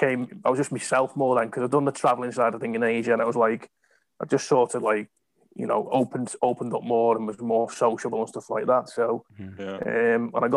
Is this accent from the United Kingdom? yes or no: yes; England, United Kingdom; moved away as an adult; typical Englander